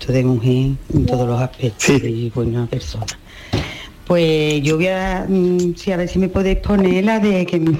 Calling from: Seville, Andalusia, Spain; Buenos días, soy … de Sevilla.

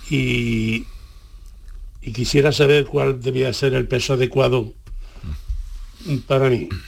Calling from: Málaga, Andalusia, Spain; Buenas tardes … de Málaga.

